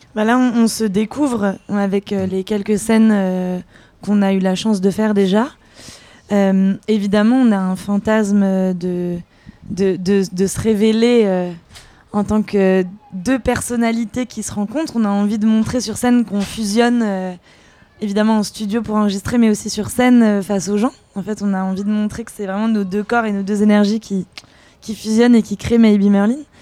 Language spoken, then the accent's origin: French; France; moi je suis née en France et, mon père était anglais de Londres